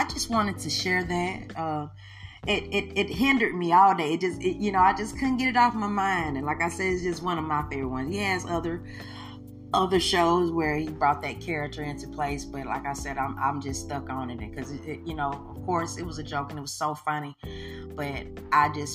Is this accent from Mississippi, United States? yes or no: yes; Mississippi, United States; I am from Mississippi. Home and bred, and you know, this is the South, baby.